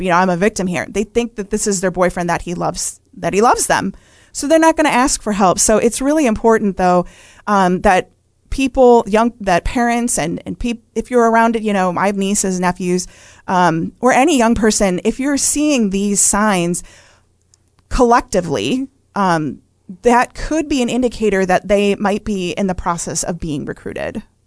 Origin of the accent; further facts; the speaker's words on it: Wisconsin, United States; I grew up in Wisconsin